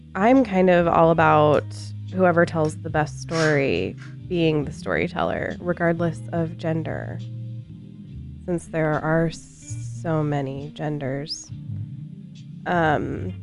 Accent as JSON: {"language": "English", "country": "United States", "said": "I'm American"}